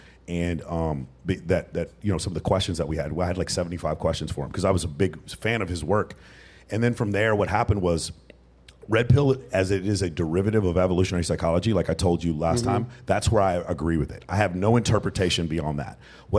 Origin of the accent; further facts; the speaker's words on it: North Texas, United States; I'm from North Texas.